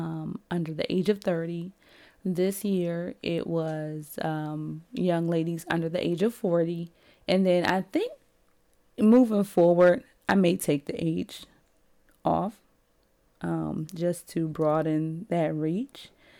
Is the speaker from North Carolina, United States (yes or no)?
no; Cleveland, Ohio, United States; I'm from Cleveland and different things like that.